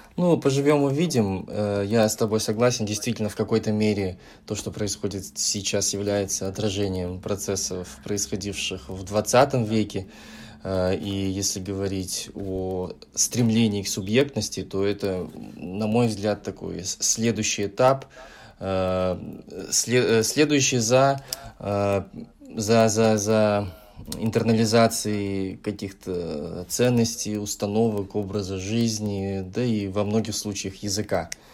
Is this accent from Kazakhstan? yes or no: yes; Kazakhstan; у нас, в наших краях